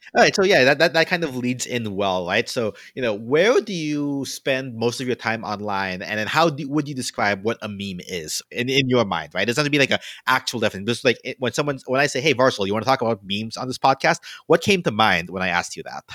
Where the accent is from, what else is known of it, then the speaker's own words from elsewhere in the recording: the South, United States; also born or lived in Philippines (ancestry); now in New York, United States; I come from an interesting place where I grew up in the South